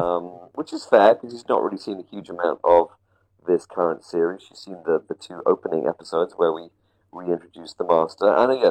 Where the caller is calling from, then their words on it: Hawaii, United States; I am calling in from the delightful tropical island of Maui in the Hawaiian archipelago, a colony of the United States of America.